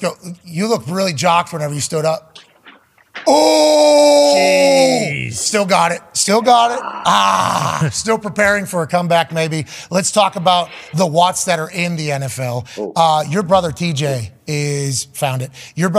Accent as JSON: {"language": "English", "country": "Canada", "said": "I'm from Canada."}